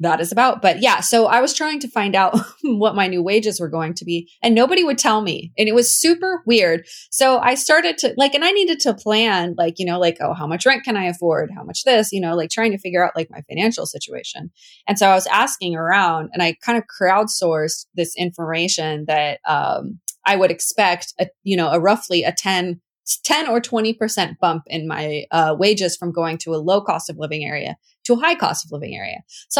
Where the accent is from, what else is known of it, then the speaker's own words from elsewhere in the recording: Washington, United States; also born or lived in St. Louis, Missouri; so I was living in St. Louis, Missouri for a long time. That's a whole story. But I'm from Washington originally, and I was moving back to Washington